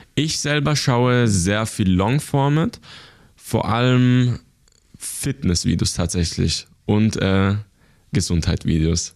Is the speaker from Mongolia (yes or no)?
no; Basel, Switzerland; ich bin geboren und aufgewachsen in der Schweiz.